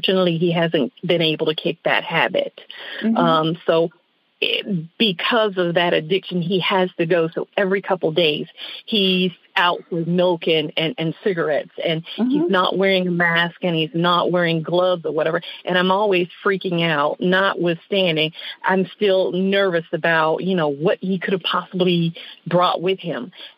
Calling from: West Palm Beach, Florida, United States; I'm calling from West Palm Beach.

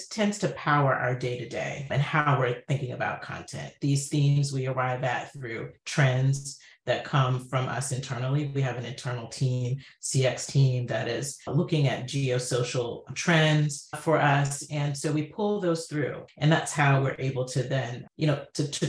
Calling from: Bowie, Maryland, United States; I'm joining you from the Washington, D.C. area, Bowie, Maryland, specifically.

